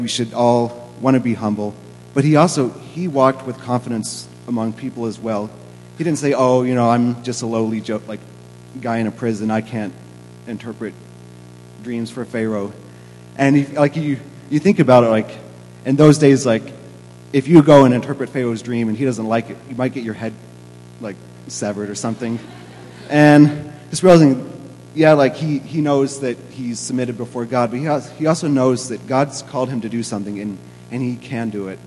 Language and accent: English; Kentucky, United States; now in Boston, United States; I am from Kentucky.